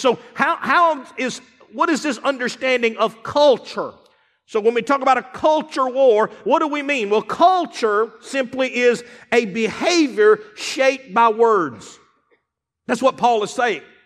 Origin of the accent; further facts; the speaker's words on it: Eupora, Mississippi, United States; also born or lived in Starkville, Mississippi; I grew up in Upora, Mississippi. I grew up in, around Starville.